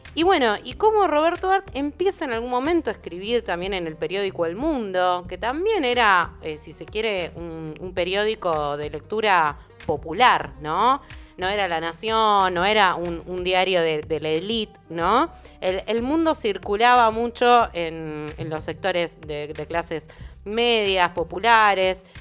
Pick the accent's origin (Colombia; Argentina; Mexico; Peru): Argentina; como argentinas, argentinos y argentines